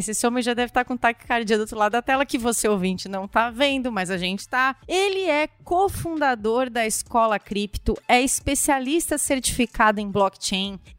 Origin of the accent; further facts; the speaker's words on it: Criciúma, Santa Catarina, Brazil; É, eu sou de Criciúma